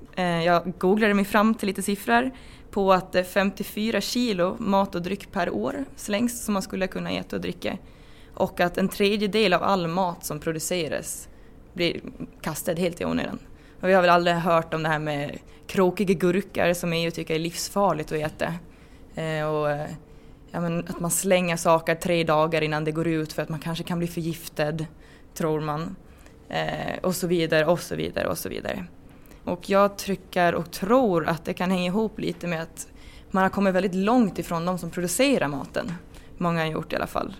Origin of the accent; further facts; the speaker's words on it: Rone, Gotland, Sweden; also born or lived in Uppsala; jag kommer från Rona också på Gotland ska jag säga och eh, ja, har bott på gård